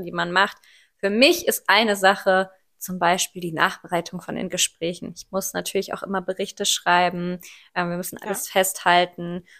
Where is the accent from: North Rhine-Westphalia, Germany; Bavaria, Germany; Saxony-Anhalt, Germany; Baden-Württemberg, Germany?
North Rhine-Westphalia, Germany; Ruhr area; ich bin 24 und ich komme aus dem Ruhrpott